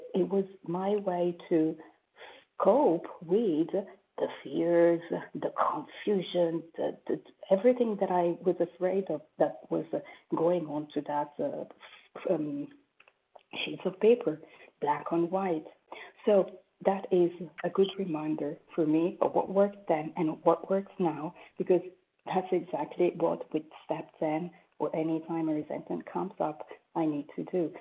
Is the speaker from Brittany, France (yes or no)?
no; Paris, Île-de-France, France; now in New York, United States; from Paris, currently New York